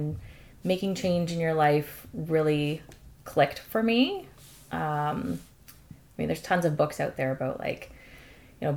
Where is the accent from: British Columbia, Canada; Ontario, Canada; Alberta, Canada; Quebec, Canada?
Ontario, Canada; London; I grew up and still live in London, Ontario